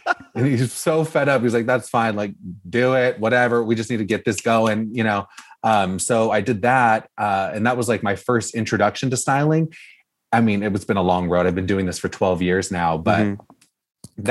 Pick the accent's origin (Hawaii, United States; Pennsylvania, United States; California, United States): California, United States; Orange County; I grew up here in Orange County, California